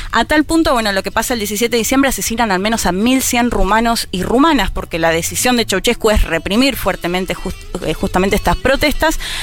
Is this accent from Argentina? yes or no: yes; Argentina; como lo vivimos como argentinos y argentinas